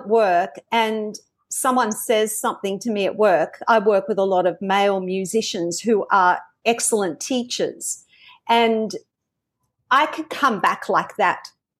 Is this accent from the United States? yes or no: no; Australia; accent: Australian; this is my Australian accent coming out now